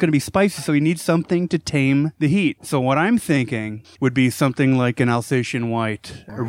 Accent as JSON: {"language": "English", "area": "near Buffalo", "region": "New York", "country": "United States", "tie": "born or raised there", "said": "I grew up near Buffalo."}